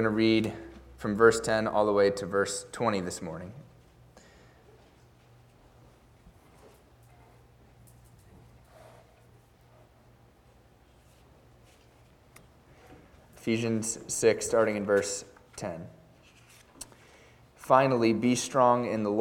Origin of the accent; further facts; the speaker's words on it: United States; even as an American